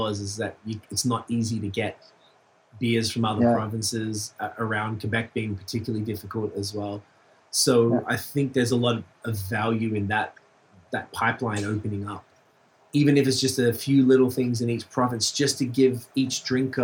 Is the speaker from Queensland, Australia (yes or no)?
no; Melbourne, Victoria, Australia; moved away; I'm from Melbourne, Australia